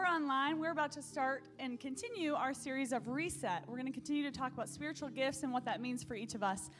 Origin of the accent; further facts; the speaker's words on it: Michigan, United States; now in Oklahoma, United States; I'm from Michigan, so this Oklahoma weather is hot.